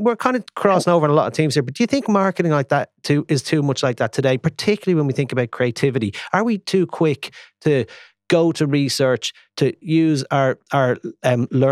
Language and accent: English; Ireland; Being an Irishman